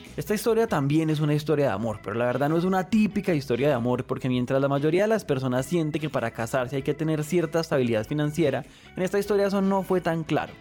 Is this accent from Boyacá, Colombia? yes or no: no; Pereira, Risaralda, Colombia; Yo soy de Pereira. Y para los no colombianos, Pereira es una ciudad intermedia que queda justo en la mitad de la zona cafetera de Colombia.